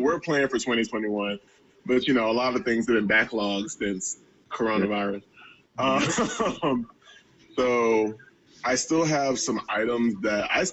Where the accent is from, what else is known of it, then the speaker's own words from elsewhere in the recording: Georgia, United States; moved away; back in Georgia, I'm originally from Georgia